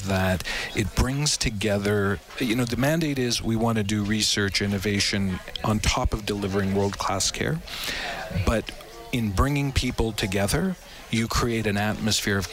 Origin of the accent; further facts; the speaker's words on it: Edmonton, Alberta, Canada; moved away as an adult; I'm originally from Edmonton, and I was away for several years